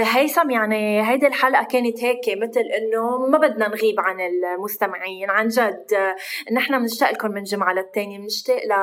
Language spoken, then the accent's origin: Arabic; Lebanon; نحن اللبنانيه